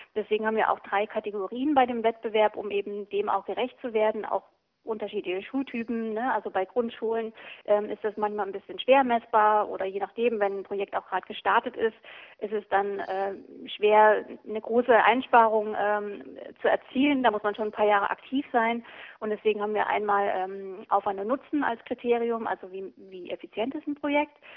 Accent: East Germany, Germany; ich bin auch im, im Osten groß geworden

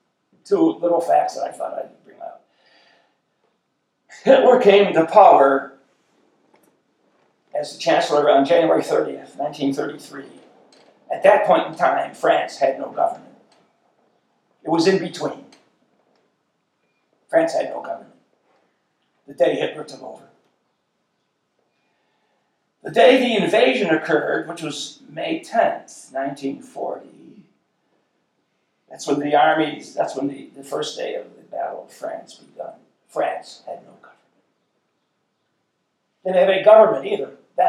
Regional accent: Ireland; My favorite color was green. I'm Irish.

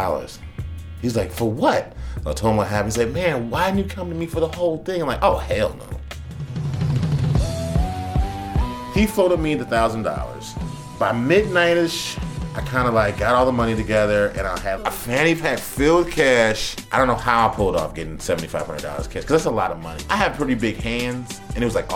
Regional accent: Chicago, Illinois, United States; I'm not from New York. I'm from Chicago.

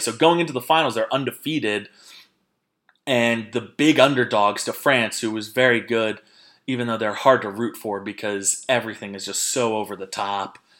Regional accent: Jersey Shore, New Jersey, United States; I am crap from the Jersey Shore

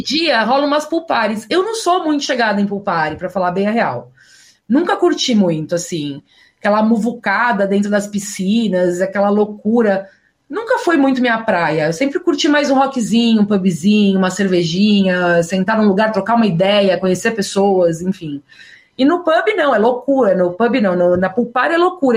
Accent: São Paulo, Brazil; also born or lived in Las Vegas, United States; eu sou muito paulista mesmo. Sou muito aqui, tipo, São Paulo, família, minha rotina

